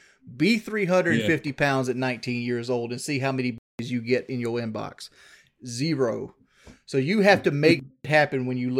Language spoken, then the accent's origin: English; South Carolina, United States; I'm from South Carolina.